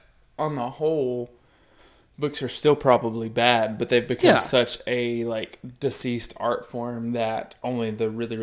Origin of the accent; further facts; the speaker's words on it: England, United Kingdom; Yeah, because we're English.